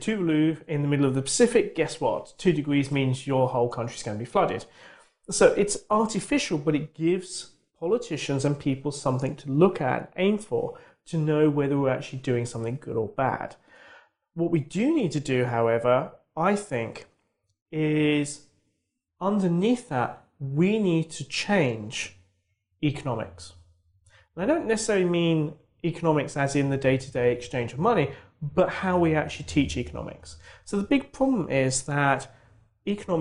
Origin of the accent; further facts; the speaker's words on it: United Kingdom; as a Brit